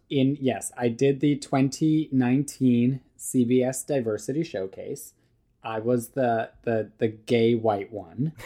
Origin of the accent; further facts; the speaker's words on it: Canada; also born or lived in Serbia; I was born in Serbia. We, like, moved to Canada when I was, like, five years old.